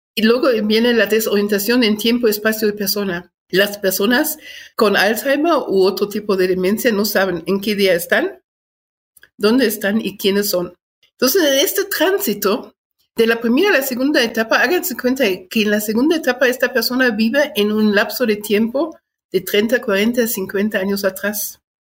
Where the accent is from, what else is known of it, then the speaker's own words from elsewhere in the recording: Germany; moved away as an adult; also born or lived in Guatemala / Chiapas; now in Mexico City, Mexico; Nací en Alemania, llevo 42 años de este lado, llegué en 1980